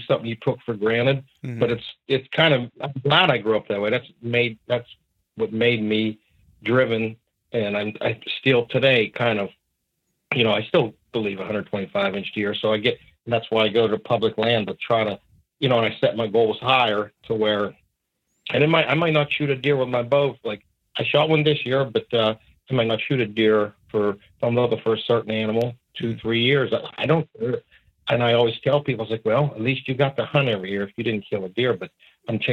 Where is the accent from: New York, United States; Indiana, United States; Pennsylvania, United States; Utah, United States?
Pennsylvania, United States; Southwest; I'm from Southwest PA, probably 20 minutes southwest even of Pittsburgh, and where I grew up, it's kind of coal mine towns